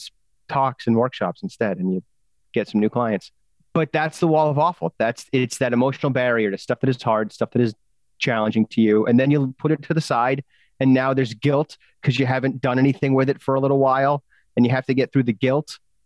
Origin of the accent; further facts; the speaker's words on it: England, United Kingdom; I'm the English guy